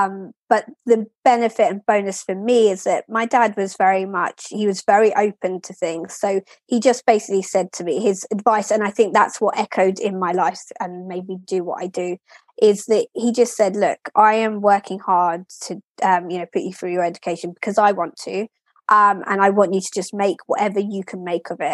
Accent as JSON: {"language": "English", "town": "Lewes", "region": "South East England", "country": "United Kingdom", "tie": "born or raised there", "also_born_or_lived": "Kingston upon Thames / Brighton and Hove", "said": "I was very blessed to grow up there, very small, very historic"}